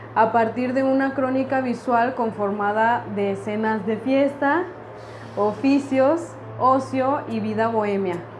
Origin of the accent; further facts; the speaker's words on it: Mexico City, Mexico; yo soy de Ciudad de México